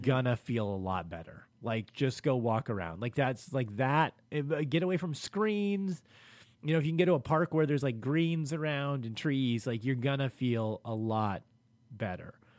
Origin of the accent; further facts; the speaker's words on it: Los Angeles, California, United States; I grew up in South Central L A.